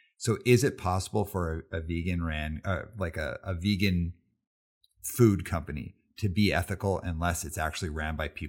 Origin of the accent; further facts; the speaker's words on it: Calgary, Alberta, Canada; But I grew up in Calgary, Alberta. So it was like really tough to find stuff.